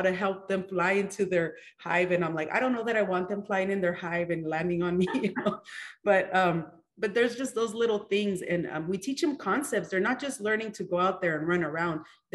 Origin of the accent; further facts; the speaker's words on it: California, United States; moved away; I'm from California.